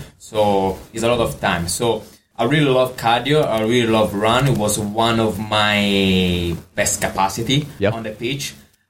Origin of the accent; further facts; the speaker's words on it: Florida, United States; now in Australia; I come from Florida, there is so much culture, there is so much history, and when I came here in Australia